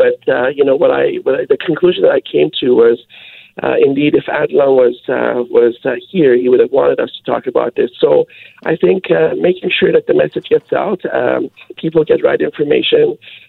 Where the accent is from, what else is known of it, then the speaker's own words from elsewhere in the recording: Canada; born there; I think, it's no longer immigrants I'm Canadian born.